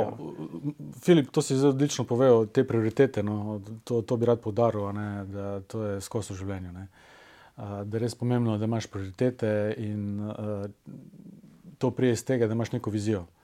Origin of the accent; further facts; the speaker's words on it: Velenje, Savinja, Slovenia; moved away as an adult; also born or lived in Ljubljana; sem iz Velenja